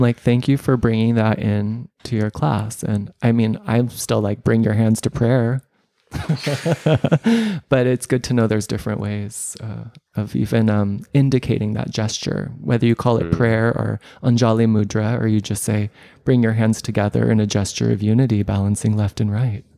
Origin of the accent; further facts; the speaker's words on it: United States; moved away; I'm a expat. I'm a Westerner. I'm an American